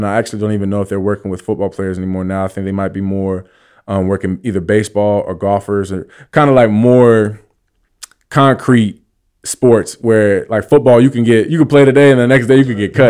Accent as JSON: {"language": "English", "region": "East Coast", "country": "United States", "said": "I obviously heard of it, but I'm from the East Coast."}